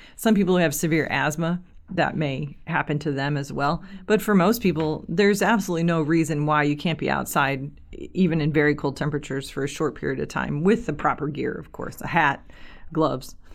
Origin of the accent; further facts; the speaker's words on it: Kirkwood, United States; I grew up in the Kirkwood area.